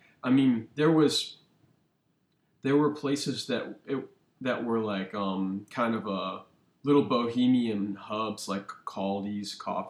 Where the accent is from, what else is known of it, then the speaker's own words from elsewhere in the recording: Cincinnati, Ohio, United States; I'm definitely from Cincinnati. Went to school down in OTR at SCP, SCPA before, you know, the old one before it moved.